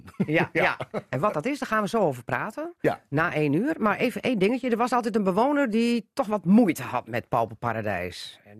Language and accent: Dutch; Drenthe, Netherlands; ik ben een Drent, hè?